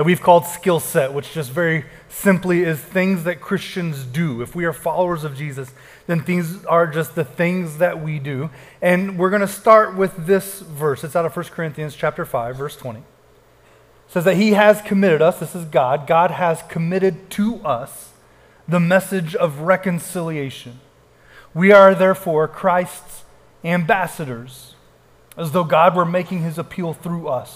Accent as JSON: {"language": "English", "region": "Texas", "country": "United States", "said": "people would say, where are you from? And we would say, Texas"}